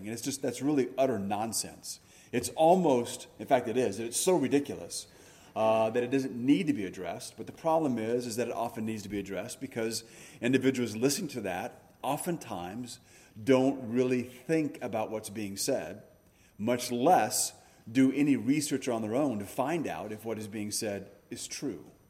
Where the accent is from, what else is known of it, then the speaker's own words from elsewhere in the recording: United States; we are Americans first and we're Christians second